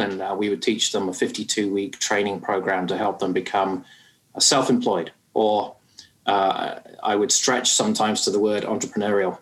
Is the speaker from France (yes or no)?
no; United Kingdom; moved away as an adult; now in Canada; you can probably tell from my accent, I'm not from these parts, and uh, I hail from the UK